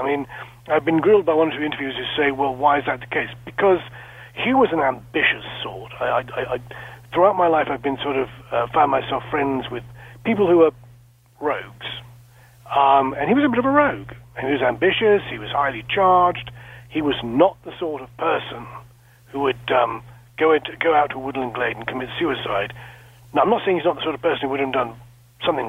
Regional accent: small town just west of London, South East England, United Kingdom; I was born and raised in a small town just west of London, about 11,000 people

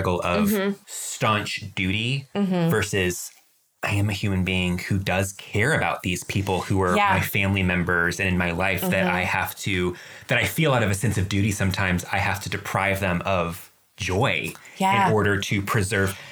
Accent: United States; I'm American.

